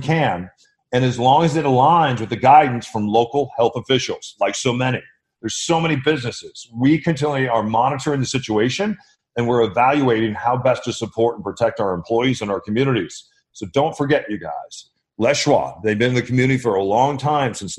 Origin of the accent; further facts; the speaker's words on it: Midwest, United States; growing up in the Midwest